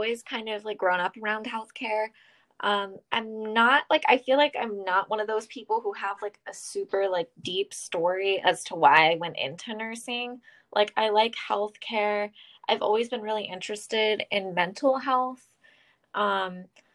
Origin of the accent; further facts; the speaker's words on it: North Carolina, United States; moved away as an adult; also born or lived in Pennsylvania; I grew up in North Carolina